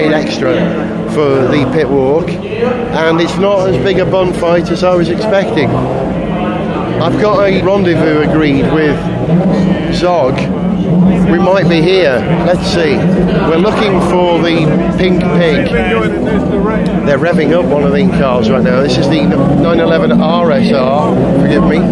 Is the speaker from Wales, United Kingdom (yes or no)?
yes; North Wales, United Kingdom; I'm a Welshman